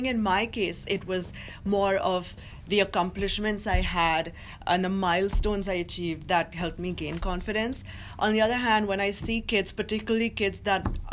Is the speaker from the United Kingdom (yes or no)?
no; Mumbai, Maharashtra, India; moved away as an adult; now in New York, United States; who I grew up with in Mumbai